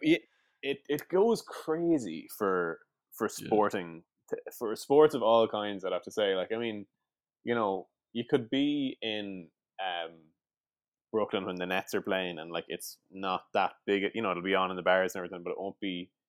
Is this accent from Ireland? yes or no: yes; Sligo, Connacht, Ireland; moved away; I'm from Sligo